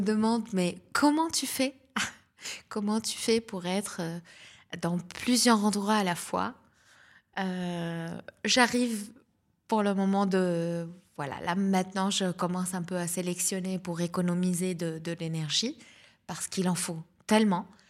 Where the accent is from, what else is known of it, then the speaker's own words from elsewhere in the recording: South Lebanon, Lebanon; accent: Lebanese; first language Lebanese Arabic; French is a second language; moved away as an adult; now in Nice, France; je suis née au Liban, je suis libanaise d'origine. Et euh, voilà, donc la Méditerranée, euh, je, suis une, femme de la Méditerranée. Et du sud du Liban